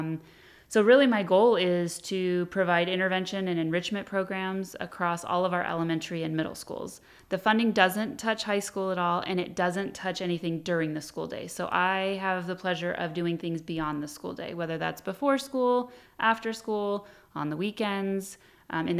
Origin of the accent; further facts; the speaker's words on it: Hemet, California, United States; I was born and raised in Hemet